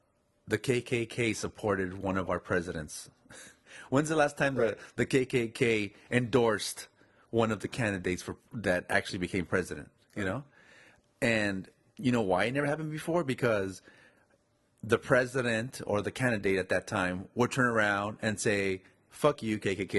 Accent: United States; And to say that in this country I can't go places, even though I'm an American

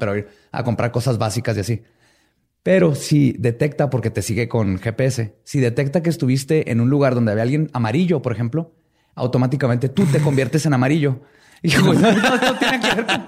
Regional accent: Mexico; somos mexicanos y somos chingones

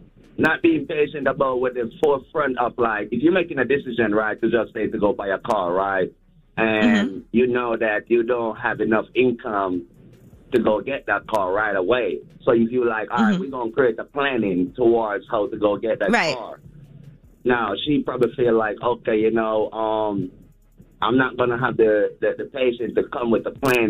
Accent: Kingston, Jamaica; Because, you know, I'm from Kingston, Jamaica. So, you know what I mean? I'm a global person.

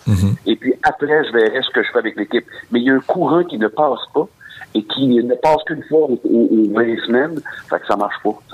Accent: Sorel, Quebec, Canada; moved away as an adult; je suis originaire de Sorel

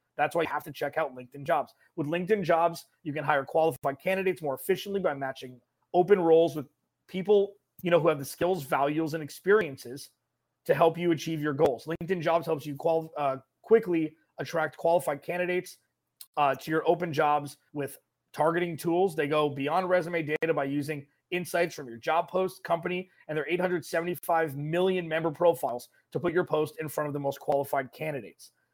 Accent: California, United States; I grew up in California

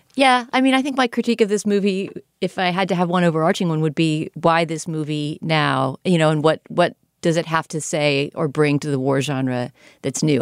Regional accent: United States; as an American viewer

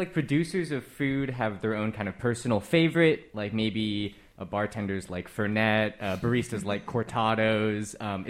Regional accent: Richmond District, San Francisco, California, United States; I'm from the Richmond District.

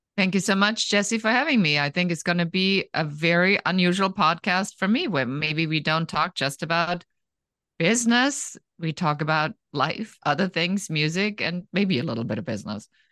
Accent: Germany; moved away as an adult; now in United States; I grew up in Germany, and I came to the United States when I was in my early twenties

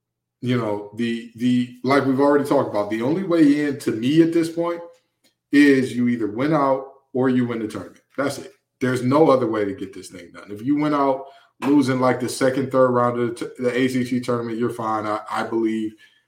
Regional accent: Detroit, Michigan, United States; So for those of you who don't know, I'm from Detroit, Michigan, okay?

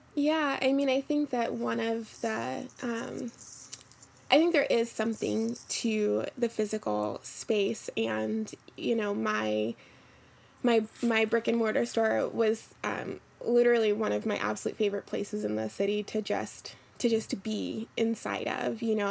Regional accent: Philadelphia, Pennsylvania, United States; now in New York, United States; Yeah, so I am pretty new to New York. Um, I'm originally from Philadelphia

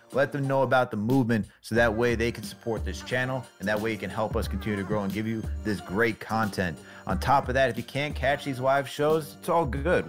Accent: Westchester, New York, United States; I'm from Westchester

